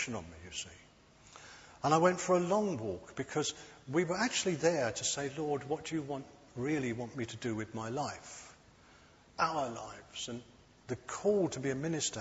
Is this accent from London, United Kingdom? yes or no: yes; London, United Kingdom; moved away as an adult; I was brought up in London. My first 30 years were in London.